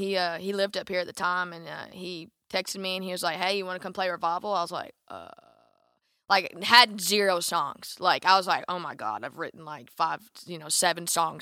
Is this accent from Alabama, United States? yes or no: yes; Alabama, United States; which I didn't know what it was, and I'm from Alabama, so, like.